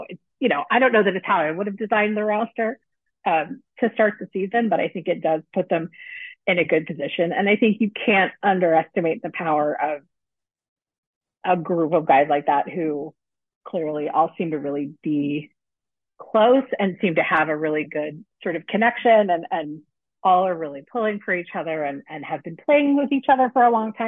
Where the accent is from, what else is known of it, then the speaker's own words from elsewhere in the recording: United Kingdom; So I'm a Brit outside there.